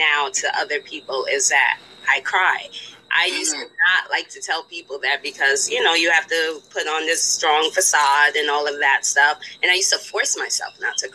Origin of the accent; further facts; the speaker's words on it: Spring Valley, New York, United States; moved away as an adult; also born or lived in West Coast; Rockland County, Spring Valley, New York